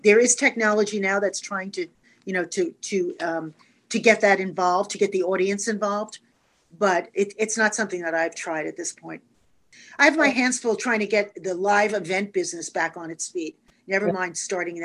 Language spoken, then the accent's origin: English; New York City, New York, United States; also born or lived in Manhattan; I grew up in Brooklyn, New York. Been a New Yorker my whole life